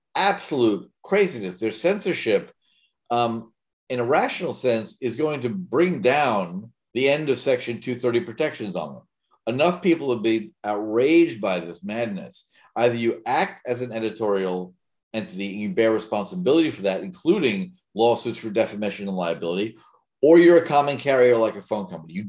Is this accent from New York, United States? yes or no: yes; New York, United States; I grew up in New York